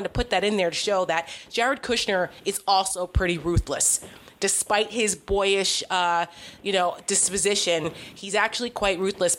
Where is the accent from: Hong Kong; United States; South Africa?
United States; New Jersey; a certain governor of my home state, New Jersey, put him there